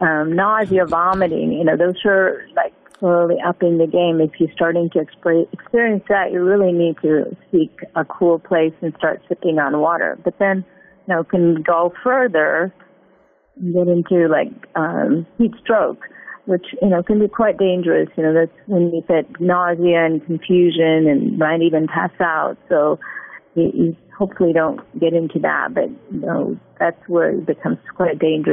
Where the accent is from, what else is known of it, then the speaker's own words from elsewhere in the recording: Illinois, United States; also born or lived in Ohio; Well, new thing when I moved down, because I'm from Illinois and Ohio